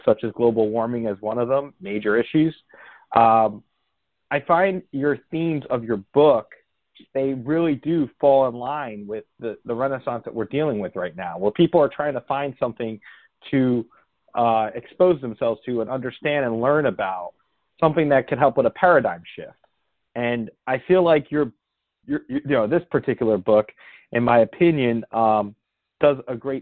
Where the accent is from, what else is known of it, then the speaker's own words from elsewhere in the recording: Bergen County, northern New Jersey, United States; I actually grew up outside of New York myself, but in northern New Jersey in Bergen County